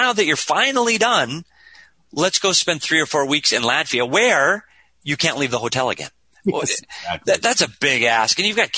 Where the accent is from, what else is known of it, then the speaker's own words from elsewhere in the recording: United States; as an American